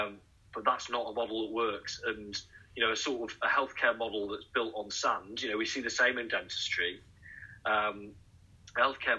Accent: Nottingham, East Midlands, United Kingdom; and I would always mention Boots because I'm from Nottingham

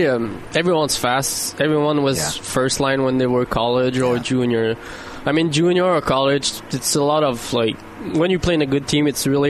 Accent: Laval, Quebec, Canada; I'm from Laval too, so I live like 10 minutes.

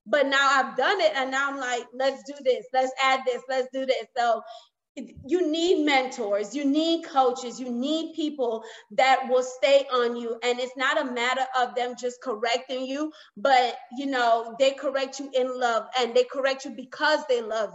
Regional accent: New York, United States; I grew up in New York

